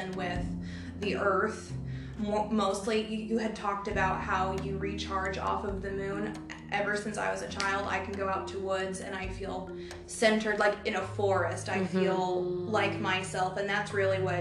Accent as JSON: {"language": "English", "region": "the Bible Belt", "country": "United States", "tie": "born or raised there", "also_born_or_lived": "Indiana", "moved": "as an adult", "said": "I grew up in the Bible Belt and just went further north in Indiana"}